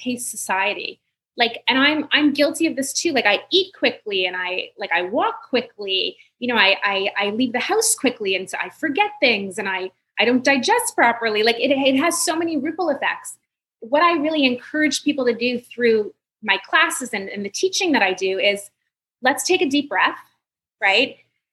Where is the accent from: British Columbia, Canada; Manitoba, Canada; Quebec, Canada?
Quebec, Canada; Montreal; I'm from Montreal